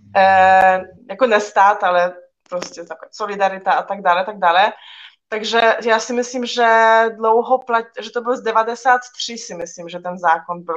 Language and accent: Czech; Poland; now in Czech Republic; v mém rodném městě